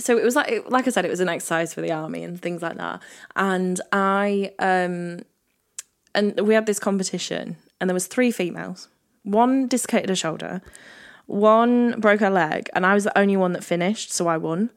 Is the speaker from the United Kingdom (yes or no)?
yes; England, United Kingdom; accent: posh; I'm English.